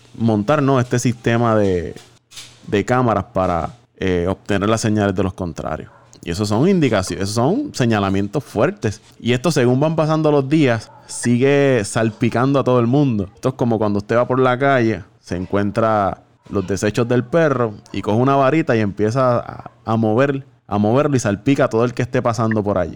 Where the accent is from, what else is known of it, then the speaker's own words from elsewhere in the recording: Puerto Rico; nosotros somos puertorriqueños